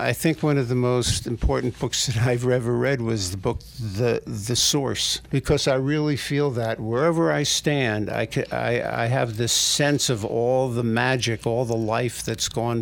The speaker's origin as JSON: {"language": "English", "town": "New York City", "region": "New York", "country": "United States", "tie": "born or raised there", "said": "I grew up on the Hudson in the Upper West Side, on the banks of the Hudson there"}